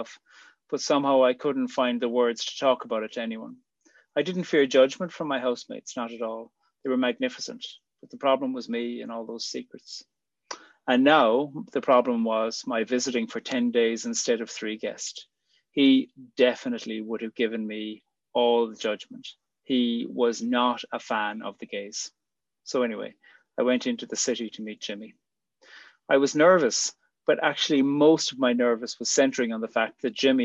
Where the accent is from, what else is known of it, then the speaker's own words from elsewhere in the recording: Ireland; moved away as an adult; also born or lived in Switzerland / Australia; I'd be back in Ireland. When I'd left 5 years earlier, I always imagined I'd never live in Ireland again. I did love coming home for visits